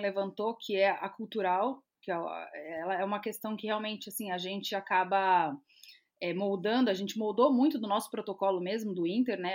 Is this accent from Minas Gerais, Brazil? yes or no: no; São Paulo, Brazil; moved away as an adult; now in Rio Grande do Sul, Brazil; eu vivendo aqui no, no, Rio Grande do Sul, eu sou de São Paulo